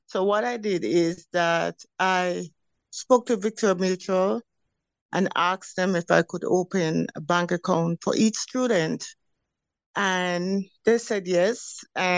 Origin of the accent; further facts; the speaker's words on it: Jamaica; But growing up in Jamaica, it gives you a consistency in saying, okay, I want to do this, I want to do that.